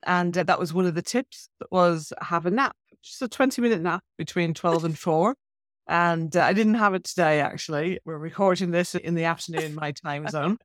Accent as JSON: {"language": "English", "country": "Ireland", "tie": "born or raised there", "said": "I grew up in Ireland"}